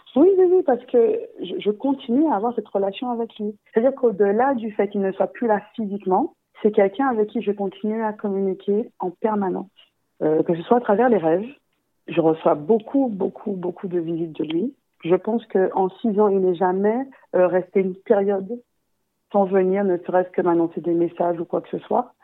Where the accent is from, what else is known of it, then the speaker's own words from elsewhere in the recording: Guadeloupe; je suis guadeloupéenne